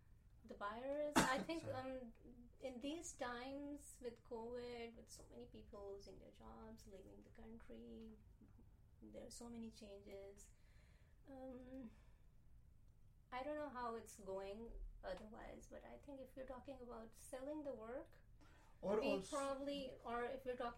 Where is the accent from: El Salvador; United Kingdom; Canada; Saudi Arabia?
Saudi Arabia; Jeddah, Makkah Province; You know, growing up in Jeddah, coming from, you know, subcontinent, and then having people around you from all over, because Jeddah was like a very metropolitan